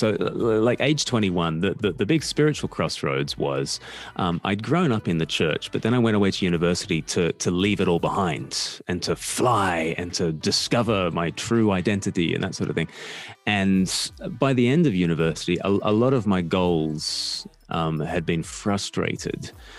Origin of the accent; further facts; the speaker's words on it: Australia; now in United Kingdom; I'm an Australian who lives in the UK. I've lived here for half my life, probably more than half my life now, which is why I sound like a pom to all the Australians.